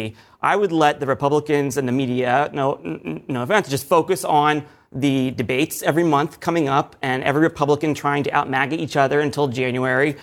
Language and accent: English; Pennsylvania, United States; my home state, Pennsylvania